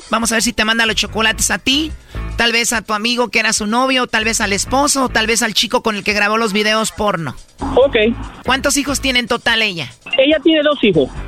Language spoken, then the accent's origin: Spanish; Venezuela; No, yo soy de Venezuela.